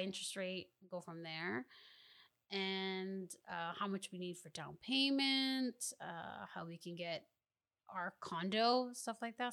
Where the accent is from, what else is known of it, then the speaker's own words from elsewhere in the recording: Mississauga, Ontario, Canada; also born or lived in Ottawa, Ontario; we moved to Mississauga, Ontario